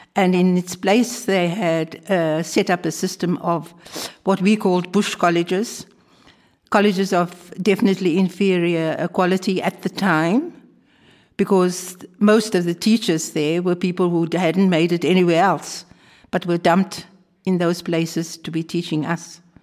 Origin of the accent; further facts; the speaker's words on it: Cape Town, Western Cape, South Africa; also born or lived in Amsterdam, Netherlands; now in Netherlands; I come from Cape Town, where both my parents were born and brought up